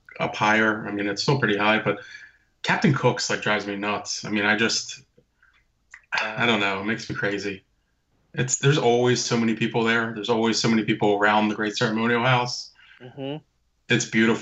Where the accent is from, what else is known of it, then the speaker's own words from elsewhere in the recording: Philadelphia, Pennsylvania, United States; I grew up in and around Philadelphia. Atlantic City is like 45 minutes from me.